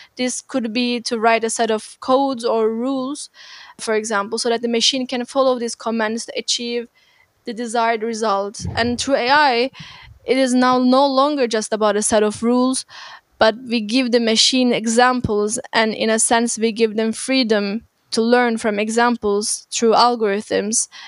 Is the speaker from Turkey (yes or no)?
yes; Turkey; moved away as an adult; now in Berlin, Germany; I'm originally from Turkey and I moved to Berlin about six years ago to study media informatics